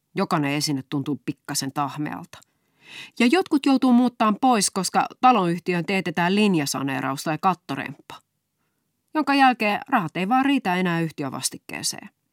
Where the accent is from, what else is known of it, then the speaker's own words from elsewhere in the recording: Raisio, Southwest Finland, Finland; accent: Turku dialect; kotikaupungissani Raisiossa